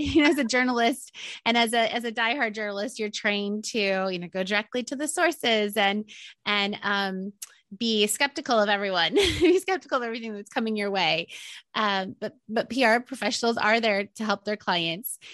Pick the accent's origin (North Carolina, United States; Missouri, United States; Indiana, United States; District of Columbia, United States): Indiana, United States; moved away as an adult; also born or lived in Maryland; I'm from Indiana and um, didn't know anyone on the East Coast